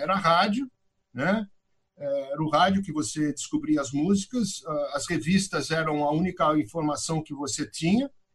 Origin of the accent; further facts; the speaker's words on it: Araraquara, São Paulo, Brazil; moved away as an adult; also born or lived in New York, United States; now in Miami, United States; eu nasci em Araraquara, interior de São Paulo, e a minha casa era, era uma casa muito musical